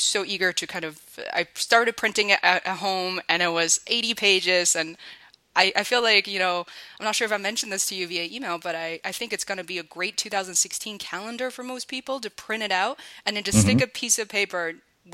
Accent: Beijing, China; moved away; I'm originally from Beijing

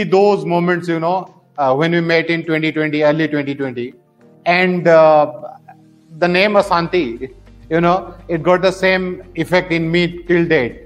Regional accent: India; being an Indian

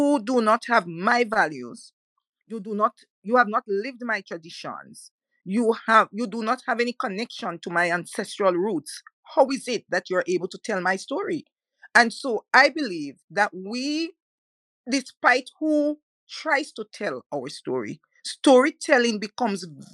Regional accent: Jamaica; I, for one, was born and bred in the Caribbean. My great-great-grandparents were brought into Jamaica

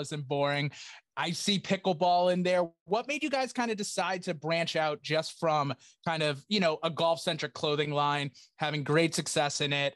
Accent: Attleboro, Massachusetts, United States; I grew up in Attleboro

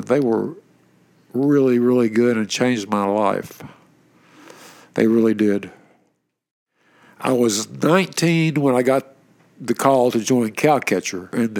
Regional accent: Kingsport, Tennessee, United States; moved away as an adult; also born or lived in New Jersey; I grew up in East Tennessee in Kingsport.

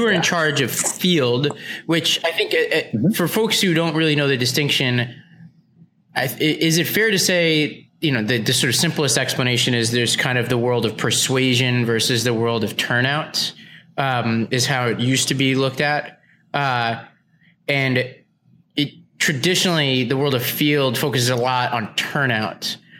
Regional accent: New York City, New York, United States; moved away; I grew up in Staten Island, New York around mostly Trump supporters too.

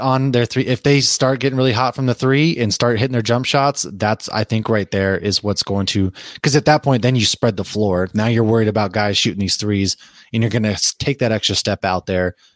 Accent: Boston, Massachusetts, United States; moved away; I was raised in Boston

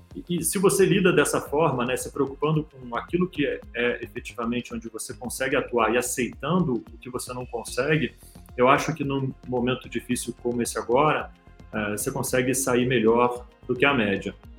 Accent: Brazil; moved away as an adult; now in São Paulo, Brazil; como brasileiro

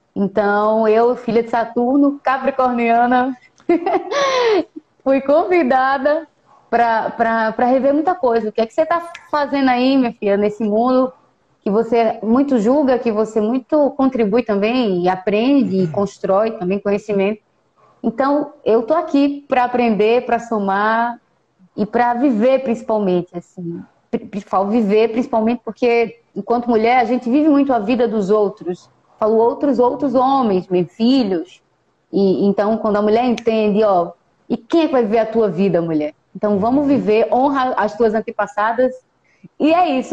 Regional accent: interior of Pernambuco, Brazil; Eu sou ribeirinha, sertaneja, sou aqui do interior do estado de Pernambuco

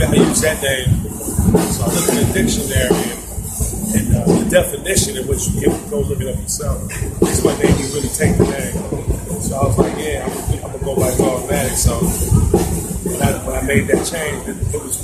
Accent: Detroit, Michigan, United States; I'm from Detroit

